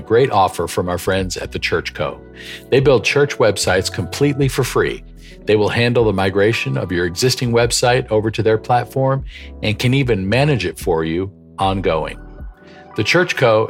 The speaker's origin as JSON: {"language": "English", "region": "Western New York State", "country": "United States", "tie": "born or raised there", "said": "I grew up in Western New York State"}